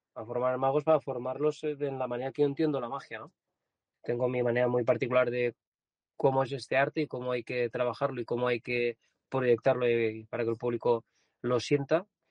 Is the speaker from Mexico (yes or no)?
no; Vilavella, Valencian Community, Spain; Yo nací en Villavieja, es un pueblo pequeño